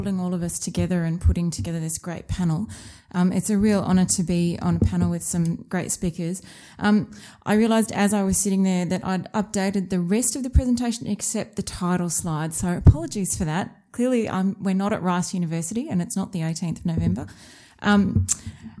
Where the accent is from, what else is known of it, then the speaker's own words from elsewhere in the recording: Australia; accent: Australian; moved away; You may be able to tell from my accent that I'm an Australian by birth.